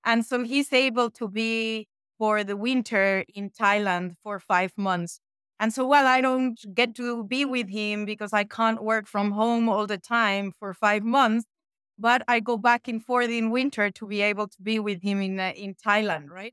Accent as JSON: {"language": "English", "country": "Mexico", "tie": "born or raised there", "also_born_or_lived": "France / United States", "moved": "as an adult", "lives_now": "Switzerland", "said": "I was born and raised in Mexico"}